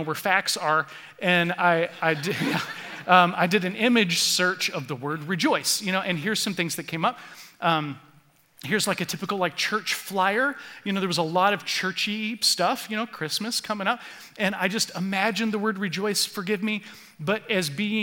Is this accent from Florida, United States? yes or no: yes; Florida, United States; moved away; I grew up in Florida